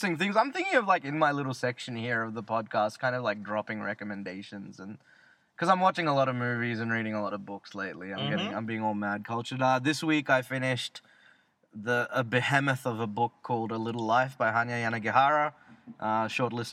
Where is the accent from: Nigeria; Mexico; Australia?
Australia; accent: Australian; I said I was Australian